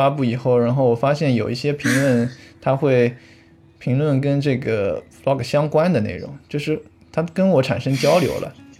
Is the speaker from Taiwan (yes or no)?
no; Suzhou, Jiangsu, China; 我是苏州的